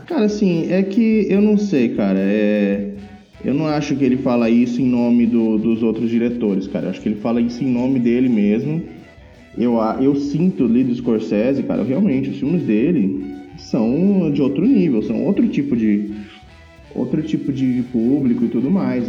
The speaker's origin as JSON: {"language": "Portuguese", "town": "Pereira Barreto", "region": "São Paulo", "country": "Brazil", "tie": "born or raised there", "moved": "yes", "said": "lá na minha cidade natal, em Pereira Barreto"}